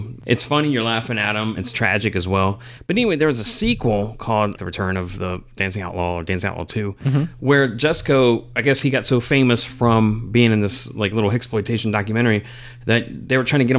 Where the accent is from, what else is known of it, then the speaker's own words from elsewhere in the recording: Virginia, United States; moved away; we are going to Virginia, back to our homes.